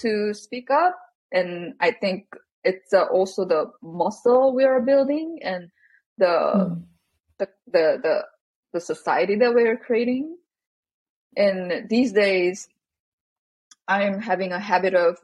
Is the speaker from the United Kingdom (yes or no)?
no; South Korea; growing up in Korea